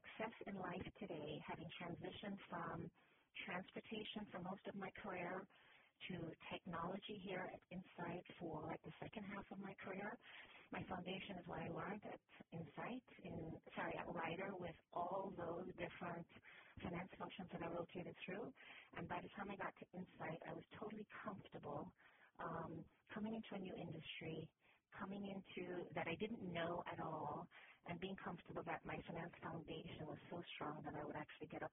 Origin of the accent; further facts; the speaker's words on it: Jamaica; moved away; also born or lived in Canada / Miami; I'm originally from Jamaica, went to university in Canada